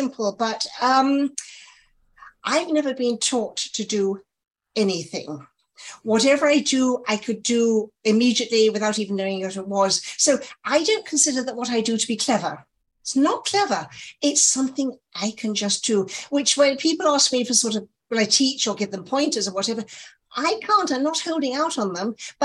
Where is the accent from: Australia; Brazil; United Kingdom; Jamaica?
United Kingdom; England; moved away as an adult; now in New York, United States; you're in England, and obviously I'm English